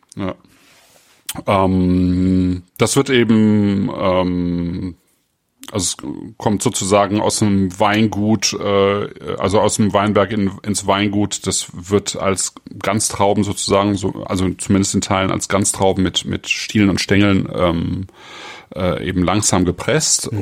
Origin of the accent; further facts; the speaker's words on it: Germany; bei uns in Deutschland